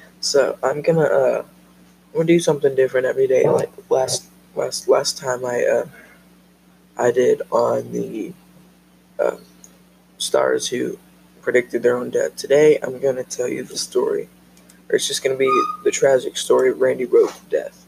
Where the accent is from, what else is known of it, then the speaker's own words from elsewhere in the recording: Oklahoma, United States; also born or lived in Wynnewood, Oklahoma; I'm from Oklahoma